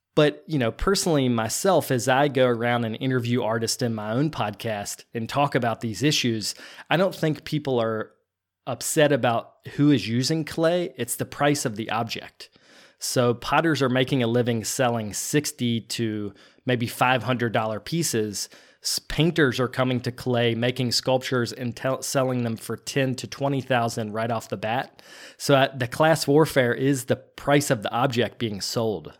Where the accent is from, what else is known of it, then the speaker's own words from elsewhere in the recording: Virginia, United States; moved away as an adult; also born or lived in North Carolina / Shanghai, China; now in New Jersey, United States; I grew up in Virginia, but went to school in North Carolina